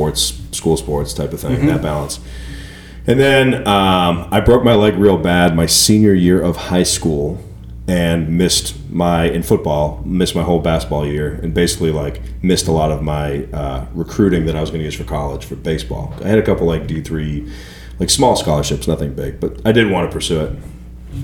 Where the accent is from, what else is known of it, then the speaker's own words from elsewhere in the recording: Sandwich, Massachusetts, United States; moved away as an adult; now in Nashville, United States; Cape Cod, Massachusetts, specifically Sandwich, Massachusetts is the name of my hometown